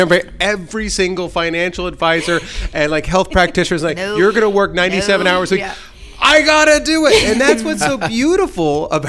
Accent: San Diego, California, United States; I grew up in Scripps Ranch. Ranch Pasquinos and Scripps Ranch. Yeah, that's where my mom and my dad lived

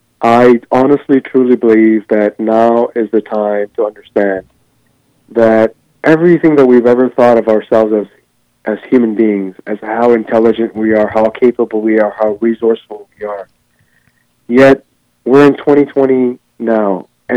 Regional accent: Ghana; now in United States; Prior to coming to here in the United States, I mean, I was born in Ghana, which is West Africa. And I'll tell you, growing up as a child in the villages, we didn't have mirrors.

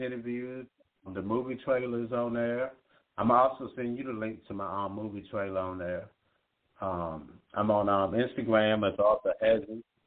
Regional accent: Virginia, United States; all my people from my hometown in Virginia

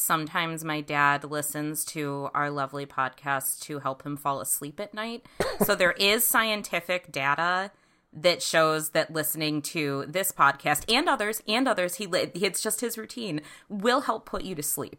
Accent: New York, United States; moved away as an adult; now in Massachusetts, United States; You all know that I'm not from Massachusetts, though I've been here for a decade. But every time I go home to New York

